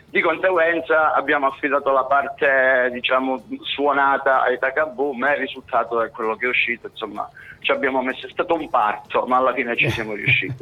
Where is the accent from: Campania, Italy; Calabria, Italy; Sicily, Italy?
Calabria, Italy; Cosenza; Io e Solfamini siamo nati a Cosenza Casali, eh, sì. un po' nella periferia, vicino a Cosenza Vecchio